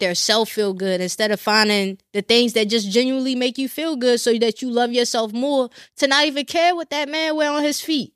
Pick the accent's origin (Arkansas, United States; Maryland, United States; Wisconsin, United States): Maryland, United States; Glen Burnie; moved away; also born or lived in Annapolis; I don't live, um, in Glen Burnie anymore